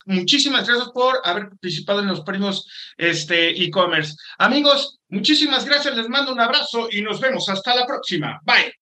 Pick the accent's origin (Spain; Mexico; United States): Mexico; yo también como mexicano